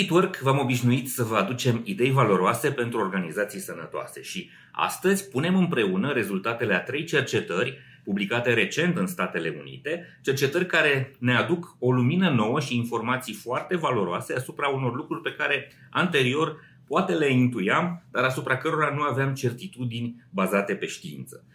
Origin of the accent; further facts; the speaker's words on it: Romania; la noi în țară